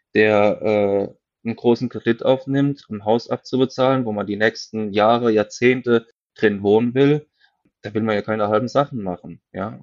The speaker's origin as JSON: {"language": "German", "region": "Westerwald", "country": "Germany", "said": "bei uns im Westerwald"}